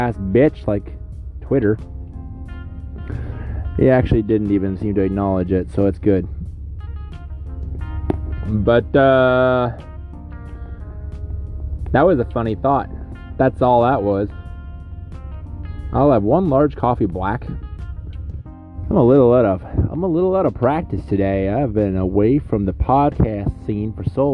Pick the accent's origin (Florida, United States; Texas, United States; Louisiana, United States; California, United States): Louisiana, United States; Shreveport; Today I'm in my hometown. I've lived here my whole life, Shreveport, Louisiana.